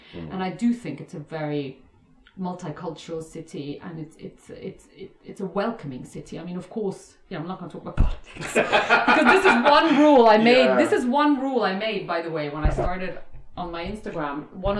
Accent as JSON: {"language": "English", "town": "Brussels", "region": "Brussels-Capital Region", "country": "Belgium", "tie": "born or raised there", "said": "I think also growing up in Brussels, you know, which is the center of the European Union."}